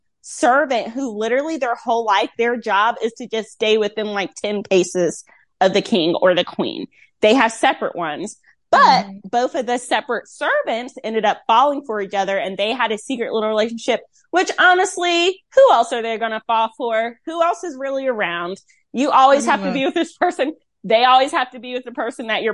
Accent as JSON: {"language": "English", "town": "Rocky Mount", "region": "North Carolina", "country": "United States", "tie": "born or raised there", "moved": "yes", "lives_now": "Tampa, United States", "said": "my hometown, Rocky Mount."}